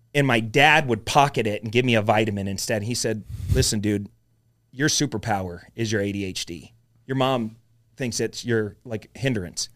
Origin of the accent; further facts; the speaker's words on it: Mesa, Arizona, United States; Mesa, Arizona